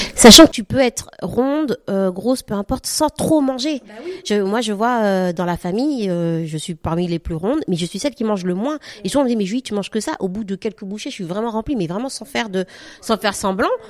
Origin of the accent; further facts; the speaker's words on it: Guadeloupe; now in France; Moi, je suis euh, caraïbienne, je viens de la Guadeloupe